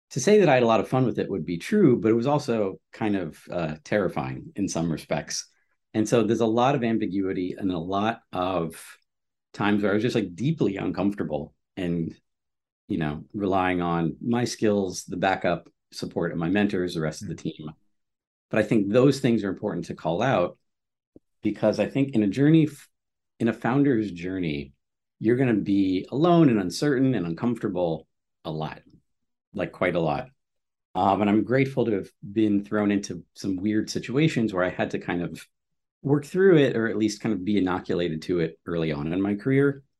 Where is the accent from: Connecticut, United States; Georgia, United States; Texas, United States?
Connecticut, United States; Stamford; I grew up in Stamford, Connecticut